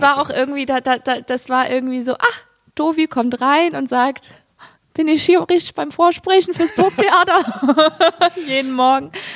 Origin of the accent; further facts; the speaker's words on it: Saarbrücken, Saarland, Germany; Ich komme ja aus Saarbrücken